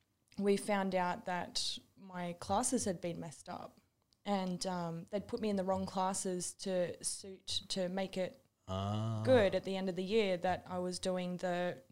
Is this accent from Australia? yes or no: yes; Sydney, New South Wales, Australia; It was funny though because when we moved from Sydney, the creek that we used to always walk along just down the end of our street